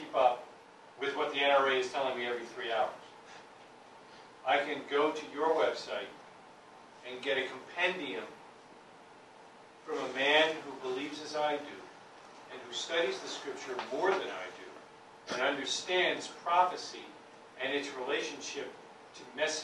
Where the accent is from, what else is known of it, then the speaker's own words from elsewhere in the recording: New York, United States; I'm from New York, man. We have concrete.